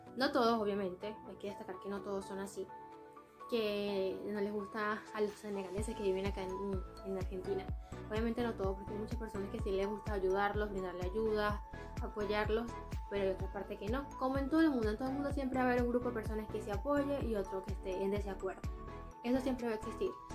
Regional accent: Venezuela; moved away; somos de Venezuela

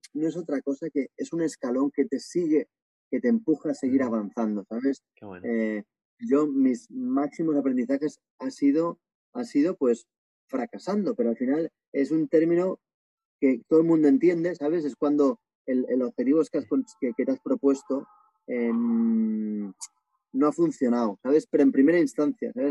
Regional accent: Barcelona, Catalonia, Spain; moved away as an adult; also born or lived in Asia; now in Bali, Indonesia; yo tengo 43 años, soy de Barcelona y llevo pues 17 años viviendo fuera de España, viviendo en varios países asiáticos

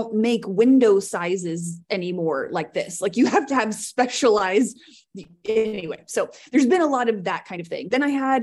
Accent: Richmond, Indiana, United States; moved away as an adult; also born or lived in Seattle, Washington / Missoula, Montana; Richmond, Indiana, which is where I live now, my hometown

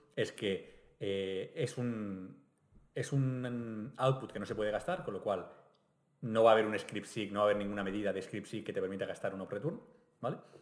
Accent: Catalonia, Spain; nos pasa a los catalanes

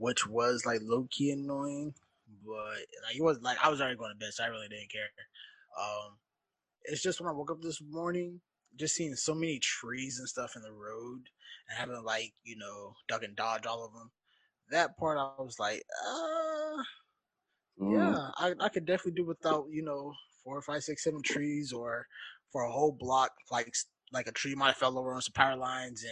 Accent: Arizona, United States; I am from Arizona. I am not built for the cold at all.

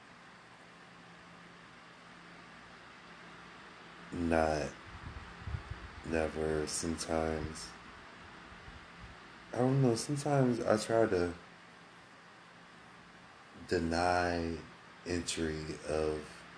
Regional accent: Akron, Ohio, United States; I'm originally from Akron, Ohio

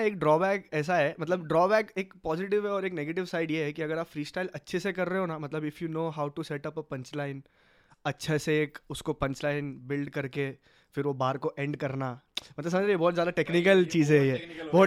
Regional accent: Mumbai, Maharashtra, India; हम लोग का जो पिन कोड है मीरा रोड का four zero one one zero

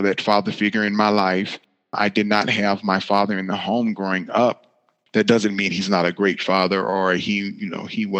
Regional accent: Griffin, Georgia, United States; now in Indianapolis, United States; I live in Indianapolis, Indiana, but I was born and raised in Griffin, Georgia.

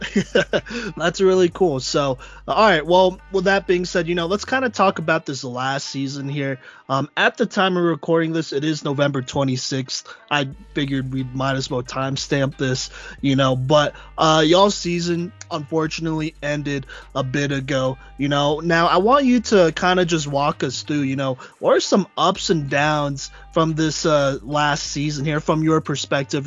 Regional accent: Dallas, Texas, United States; I was born in Dallas

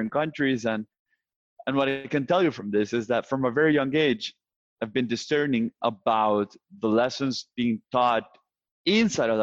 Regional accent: El Salvador; my home country, El Salvador

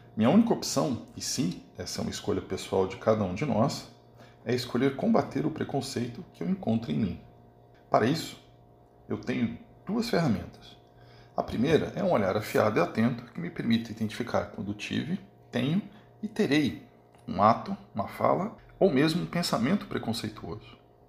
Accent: Brazil; nascido e criado no Brasil

